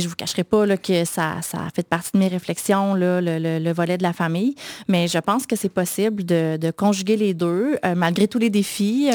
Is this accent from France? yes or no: no; Quebec City, Quebec, Canada; J'ai grandi à Sillery